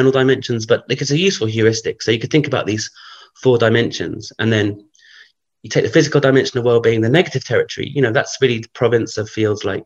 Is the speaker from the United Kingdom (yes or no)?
yes; London, United Kingdom; growing up in London